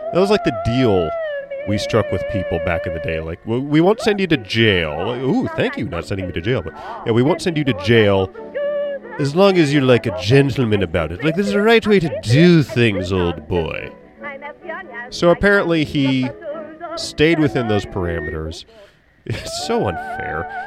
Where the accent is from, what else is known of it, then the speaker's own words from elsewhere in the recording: United States; I'm an American born in the eighties